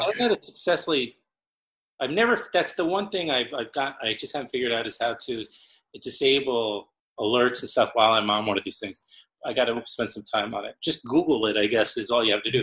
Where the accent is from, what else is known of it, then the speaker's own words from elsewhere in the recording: New York City, New York, United States; also born or lived in Brooklyn; I was born in Queens